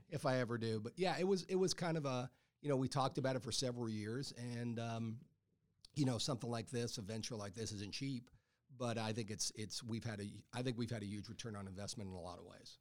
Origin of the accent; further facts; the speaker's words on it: Texas, United States; moved away; I grew up in Texas